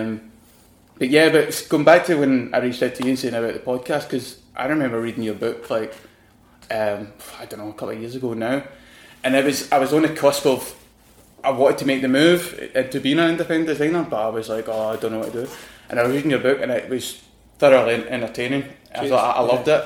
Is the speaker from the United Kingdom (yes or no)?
yes; Glasgow, Scotland, United Kingdom; accent: Scottish; moved away as an adult; also born or lived in London; my accent, I know I'm from Glasgow